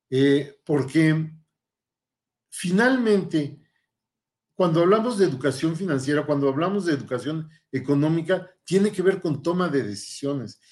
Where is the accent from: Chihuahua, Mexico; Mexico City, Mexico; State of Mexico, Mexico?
Mexico City, Mexico; moved away as an adult; also born or lived in Paris, France; now in Saltillo, Mexico; soy originario del Distrito Federal, antes Distrito Federal, ahora Ciudad de México, donde tuve mi formación.